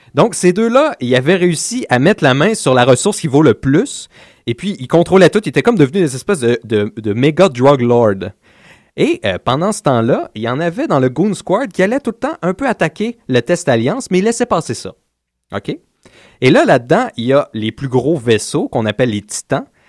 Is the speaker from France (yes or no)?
no; Laval, Quebec, Canada; on vient de Laval